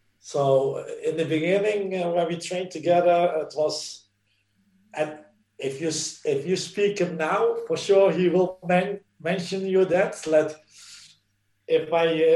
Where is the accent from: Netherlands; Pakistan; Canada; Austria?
Netherlands; English is a second language; moved away as an adult; also born or lived in Italy; now in Norway; we in the Netherlands